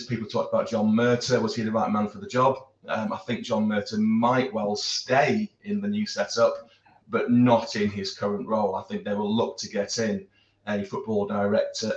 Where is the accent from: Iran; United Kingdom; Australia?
United Kingdom; Being a Brit